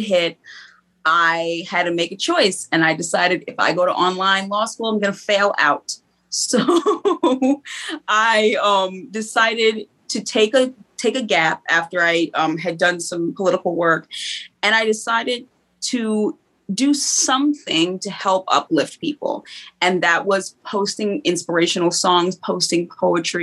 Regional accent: Stone Mountain, Georgia, United States; I grew up here in Stone Mountain, right in Georgia

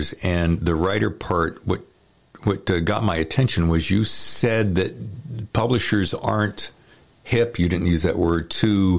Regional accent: the South, United States; I'm from the South

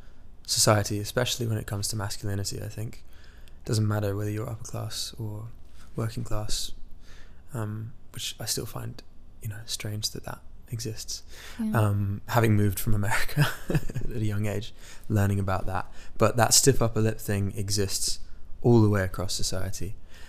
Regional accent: Midwest, United States; this tragedy that had happened in my hometown, where I was born in the Midwest, believe it or not.

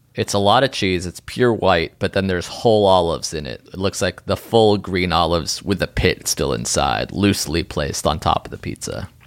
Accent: New Haven, Connecticut, United States; I'm a boy from New Haven.

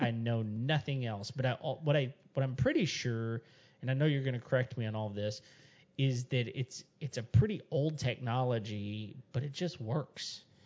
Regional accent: West Texas, United States; I grew up in West Texas and it's pretty much a desert up there.

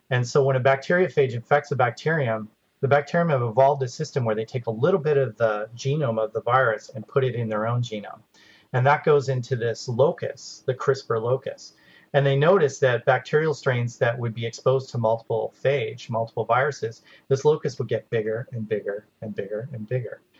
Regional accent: Okanagan Valley, British Columbia, Canada; moved away; I'm from the Okanagan Valley in British Columbia, so oh, you know, I grew up picking apples and and picking fruit

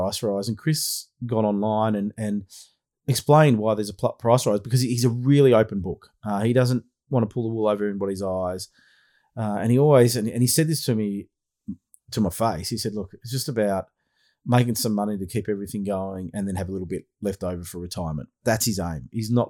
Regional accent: Australia; accent: Aussie; also born or lived in Melbourne, Australia; my Aussie accent.

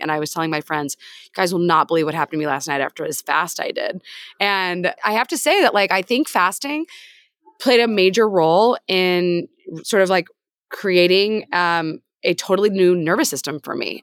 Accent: Peoria, Illinois, United States; I grew up in Peoria, Illinois, which is basically America summarized

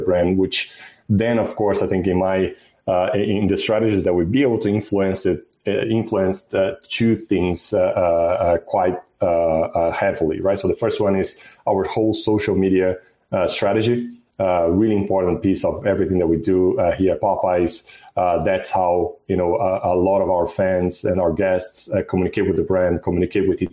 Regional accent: Brazil; moved away as an adult; also born or lived in Mexico / Australia; now in United States; I'm originally from Brazil, but I had experiences in Brazil, Mexico, in Australia, and here in the U.S.

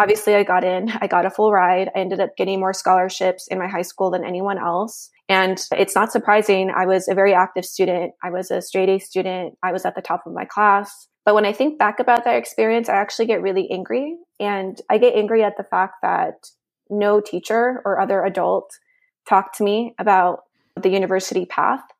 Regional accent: Nevada, United States; also born or lived in Mexico; now in Washington, D.C., United States; I was raised in the United States

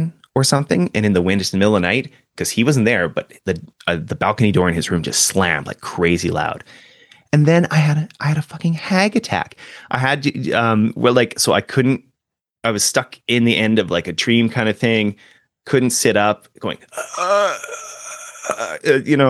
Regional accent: Canada; we're Canadian

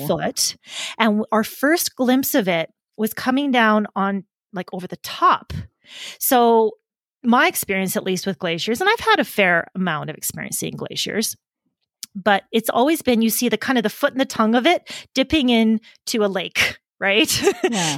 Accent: Canadian Prairies, Canada; moved away; I grew up in the Canadian prairies

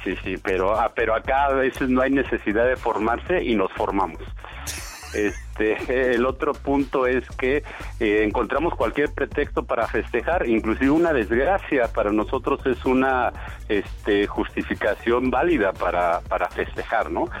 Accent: Mexico; nosotros como mexicanos

